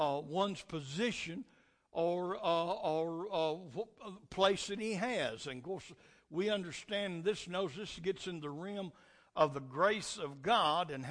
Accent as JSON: {"language": "English", "country": "United States", "said": "we got certain rights as Americans"}